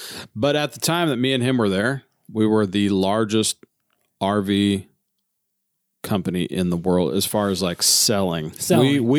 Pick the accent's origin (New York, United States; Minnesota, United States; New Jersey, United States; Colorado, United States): Colorado, United States; Fort Collins; moved away; Because I grew up in Colorado.